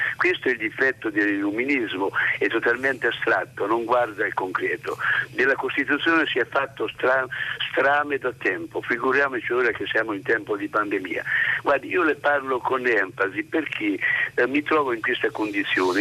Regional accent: Montignano, Marche, Italy; la mia regione le Marche

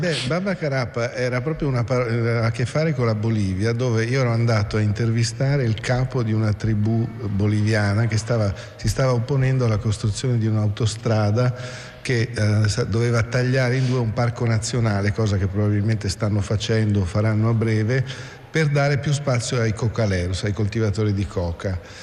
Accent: Province of Pordenone, Friuli-Venezia Giulia, Italy; moved away; also born or lived in Rome / Latin America / Russia; io sono friulano, insomma, sono, vengo da un piccolo paese qua proprio in provincia di Pordenone

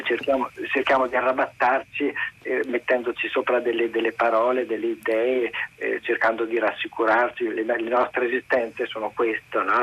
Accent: Trento, Trentino-Alto Adige, Italy; now in Paris, France; io sono originario di Trento, sono vissuto in un paesino fuori, fuori città

